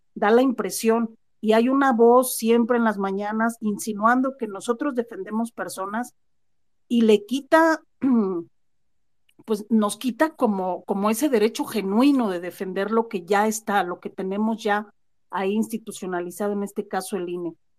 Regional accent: Mexico; que mi existencia como mexicana valga

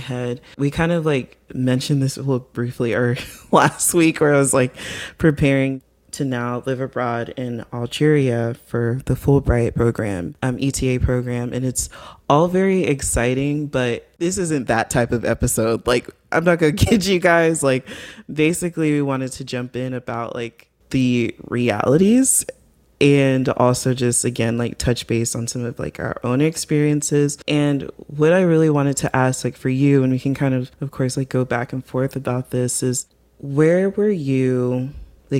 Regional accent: U.S. South, United States; young Nigerian Americans growing up and starting adulthood in the U.S. South

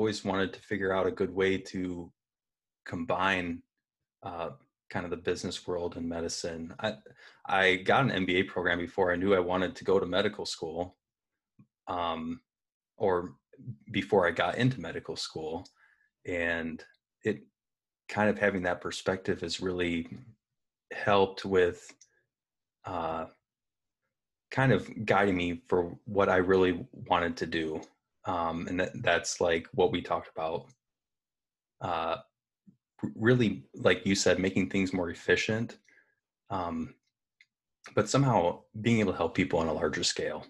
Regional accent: Dimondale, Michigan, United States; we grew up in Diamonddale, Michigan

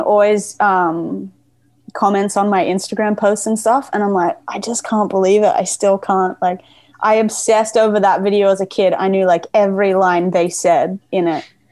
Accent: Gold Coast, Queensland, Australia; moved away as an adult; also born or lived in Berwick, Victoria, Australia; now in Melbourne, Australia; I pretty quickly, with my family, moved up to Queensland and lived like in this place called the Gold Coast

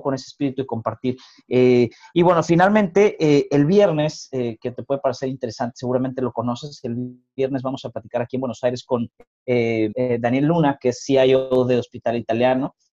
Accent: northern Mexico, Mexico; los que somos mexicanos y de los que hemos vivido en el norte de México

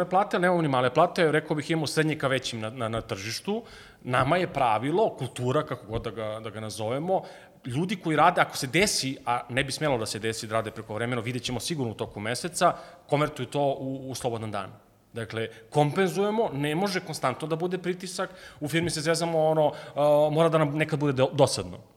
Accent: Southern Serbia, Serbia; dolazim iz Juga Srbije

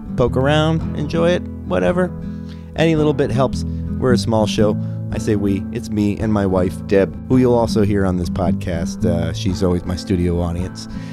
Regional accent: Liberty, Ohio, United States; I'm from Liberty

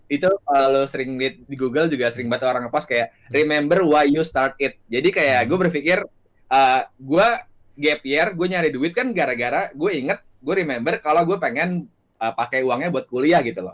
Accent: Jakarta, Indonesia; gue lahir dan besar di Jakarta

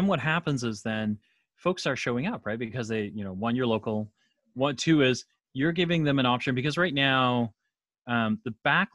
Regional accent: Canada; I'm Canadian

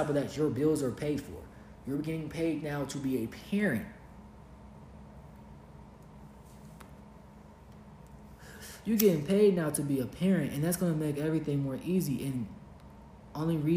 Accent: Kentucky, United States; moved away as an adult; also born or lived in Los Angeles, California / Costa Rica; we're from Kentucky. Like, we're homebred in the camp

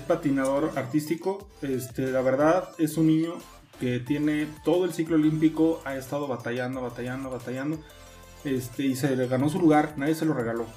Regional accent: Mexico; yo como fanático mexicano

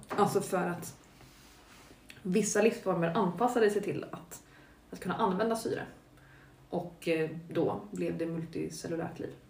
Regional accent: Stockholm, Stockholm County, Sweden; från mitt perspektiv som är stockholmare

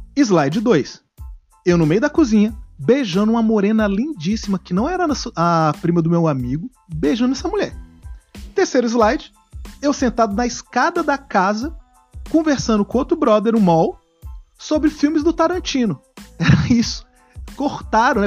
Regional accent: Brasília, Federal District, Brazil; somos de Brasília

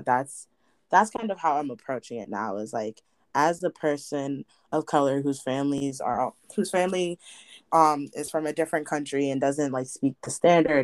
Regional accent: Hartford, Connecticut, United States; my hometown of like Hartford, Connecticut

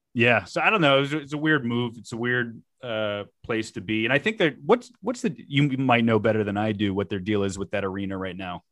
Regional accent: South Florida, United States; I grew up in Florida

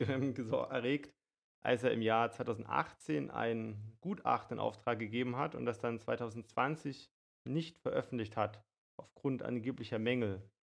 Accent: Germany; uns als Deutsche

